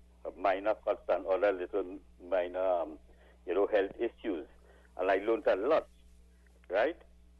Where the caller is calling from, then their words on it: Arima, Trinidad & Tobago; I'm calling from Arima.